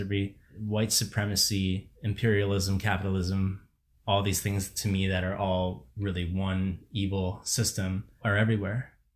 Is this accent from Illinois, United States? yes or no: yes; Barrington, Illinois, United States; moved away as an adult; I grew up in Barrington, which, you know, is, is this place. If people don't know it, it is extremely affluent, ninety-nine percent white community in the suburbs of Chicago